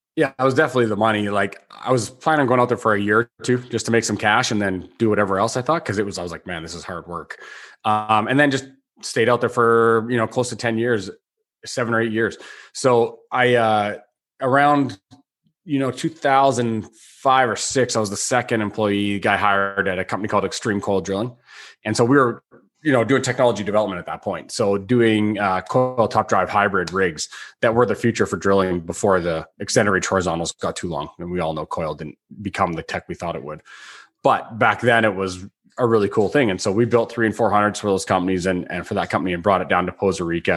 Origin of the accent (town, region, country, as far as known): Canada